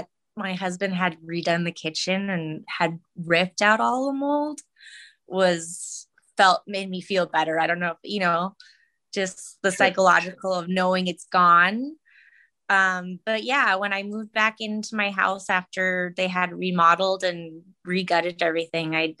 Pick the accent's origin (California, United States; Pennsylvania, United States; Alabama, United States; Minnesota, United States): Minnesota, United States; moved away; I'm from Minnesota